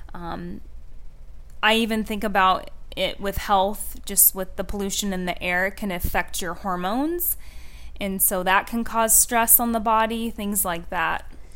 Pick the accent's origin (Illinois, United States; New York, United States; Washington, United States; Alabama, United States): Washington, United States; moved away; I'm from Washington